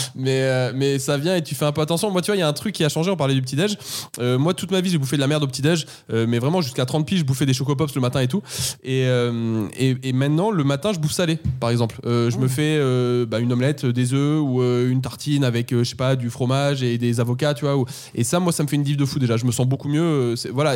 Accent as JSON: {"language": "French", "town": "Paris", "region": "Île-de-France", "country": "France", "said": "je suis parisien. À Paris, on commence la journée de taf un peu plus tard qu'en province"}